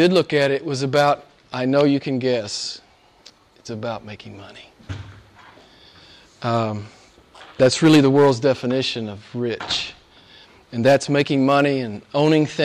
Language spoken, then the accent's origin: English; Arkansas, United States; my home state